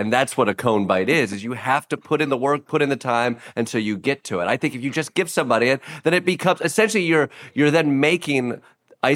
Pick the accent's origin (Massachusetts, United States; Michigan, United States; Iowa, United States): Michigan, United States; Kalamazoo; I grew up in Kalamazoo